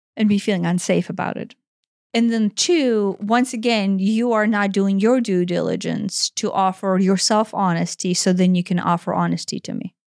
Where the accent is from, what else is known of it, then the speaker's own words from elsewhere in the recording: Ukraine; moved away; growing up in Ukraine